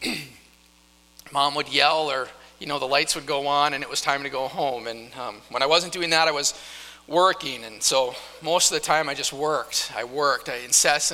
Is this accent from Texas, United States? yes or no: no; North Dakota, United States; moved away; I grew up in North Dakota